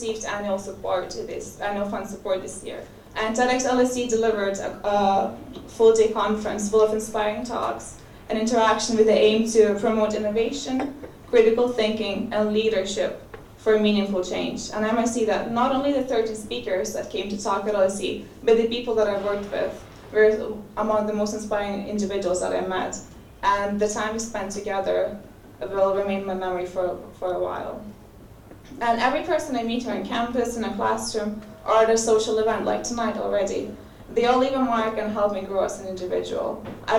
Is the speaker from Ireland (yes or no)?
no; Lithuania; moved away as an adult; now in London, United Kingdom; I'm from Lithuania